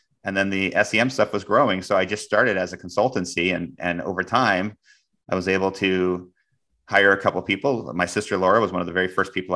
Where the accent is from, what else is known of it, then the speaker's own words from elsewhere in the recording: Iowa, United States; moved away as an adult; also born or lived in Chicago / Silicon Valley; I'm from Iowa.